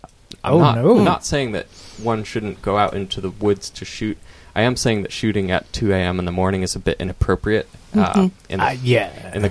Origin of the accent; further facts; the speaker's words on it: Eastern Oregon, United States; I grew up in Eastern Oregon.